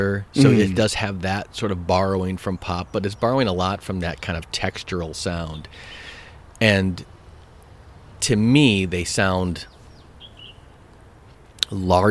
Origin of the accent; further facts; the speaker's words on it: Madison, Wisconsin, United States; I grew up in Madison, Wisconsin